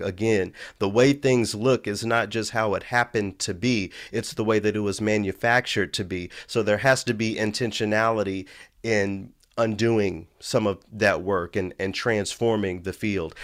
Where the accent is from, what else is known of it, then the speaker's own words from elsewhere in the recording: Memphis, Tennessee, United States; moved away; I grew up in Memphis. I grew up in a predominantly black city